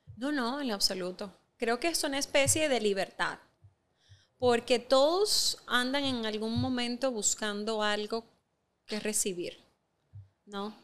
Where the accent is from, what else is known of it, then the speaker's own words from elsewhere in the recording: Dominican Republic; tú y yo lo sabemos como dominicanos